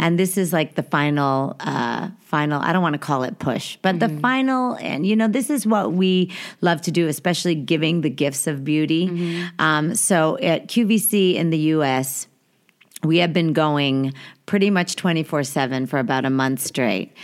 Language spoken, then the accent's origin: English; New York, United States; I was born in New York